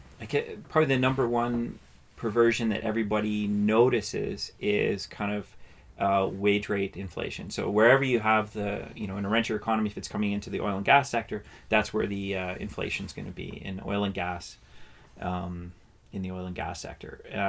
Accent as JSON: {"language": "English", "country": "Canada", "said": "And that's part of what being Canadian is. And that's a good thing, I think."}